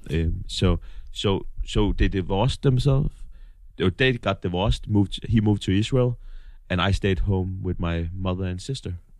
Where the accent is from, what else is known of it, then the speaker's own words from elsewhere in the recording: North Denmark Region, Denmark; moved away; we have, um, a big factory in, in my hometown, Martin. That's the guys who make all the lights